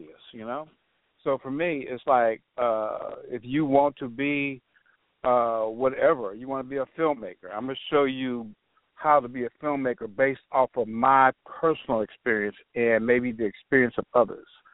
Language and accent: English; Los Angeles, California, United States; also born or lived in Compton / Ohio; now in Alabama, United States; I grew up in South Central Los Angeles